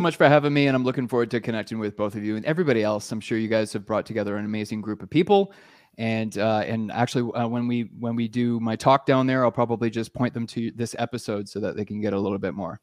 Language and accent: English; Canada; moved away as an adult; now in Costa Rica; I'm a Canadian